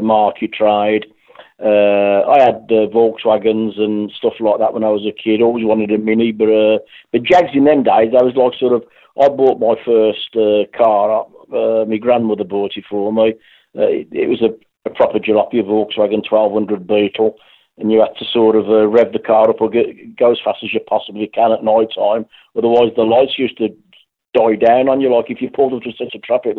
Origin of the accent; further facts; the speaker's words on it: Birmingham, West Midlands, United Kingdom; accent: Brummie; moved away as an adult; now in West Bromwich, United Kingdom; I lived on a brand new inner city house in a state in Birmingham. I'm a Brummie originally